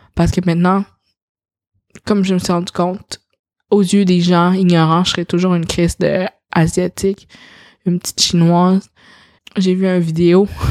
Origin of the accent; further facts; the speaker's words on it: Quebec City, Quebec, Canada; also born or lived in China; j'ai été élevée dans une famille caucasienne, j'ai été j'ai habité toute ma vie euh, à Sillery quand j'étais jeune, à Québec